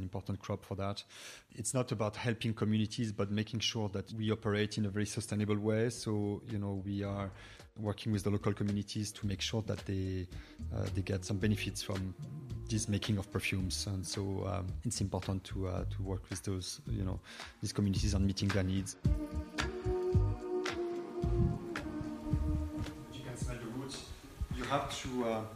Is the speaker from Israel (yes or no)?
no; Brittany, France; also born or lived in United States / New York; now in Dublin, Ireland; I come from Brittany, west of France